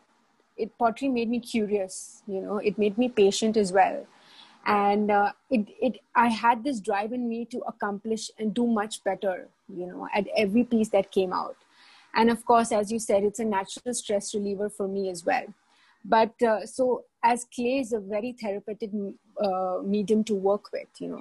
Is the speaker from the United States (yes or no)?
no; India; now in Dubai, United Arab Emirates; I come from India. I've been in Dubai for a while.